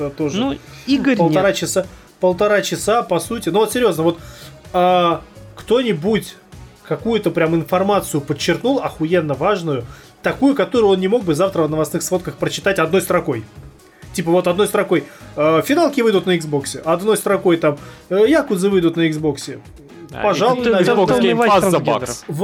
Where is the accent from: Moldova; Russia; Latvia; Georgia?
Georgia; А, а, я грузи, а я грузин, меня тоже нельзя, тоже